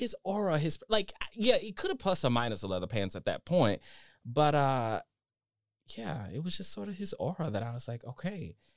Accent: Dallas, Texas, United States; I'm from Texas, uh, Dallas

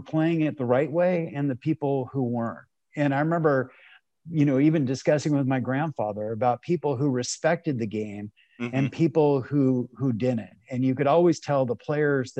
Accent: Los Angeles, California, United States; I grew up here in Los Angeles

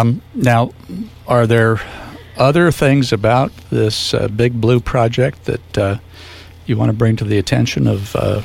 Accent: Shell Beach, California, United States; I hail from Shell Beach when it was a separate town.

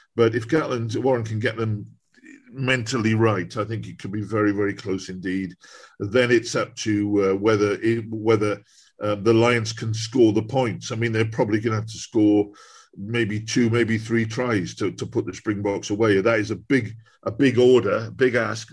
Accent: Newport, Wales, United Kingdom; I was born in Newport

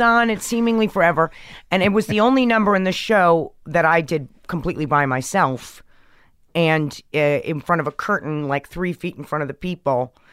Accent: New York, United States; growing up in New York in the seventies and eighties

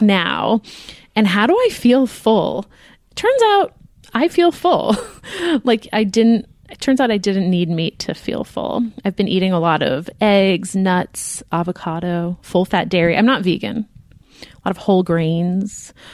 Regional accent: United States; We are American.

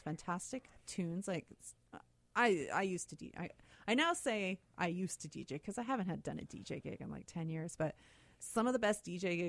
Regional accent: Lockport, Manitoba, Canada; I grew up in Lockport. Or just outside of Lockport, I should say, where big fishing town, right?

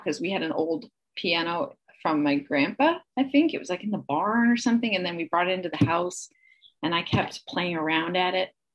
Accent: Kansasville, Wisconsin, United States; also born or lived in Illinois; I was born in Illinois, but it was just under the border. So I grew up in Wisconsin in a small town called Kansasville

